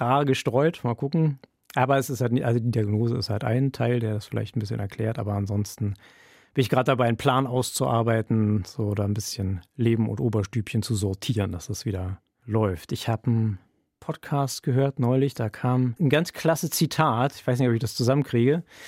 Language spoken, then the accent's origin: German; Berlin, Germany; moved away as an adult; now in Bremen, Germany; Ich komme aus Berlin ursprünglich